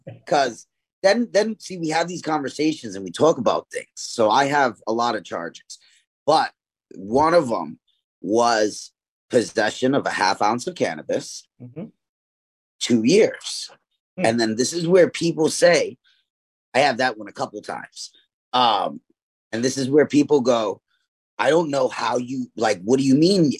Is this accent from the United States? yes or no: yes; New York City, New York, United States; I grew up in East New York, Brooklyn